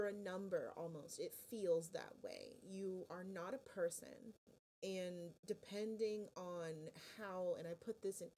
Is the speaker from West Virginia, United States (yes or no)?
no; West Palm Beach, Florida, United States; I'm from South Florida, kind of around your neck of the woods, actually, from West Palm Beach area